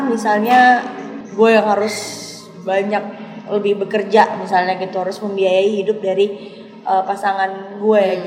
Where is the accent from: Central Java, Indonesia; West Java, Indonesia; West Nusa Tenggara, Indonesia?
West Nusa Tenggara, Indonesia; aku dari Nusa Tenggara Barat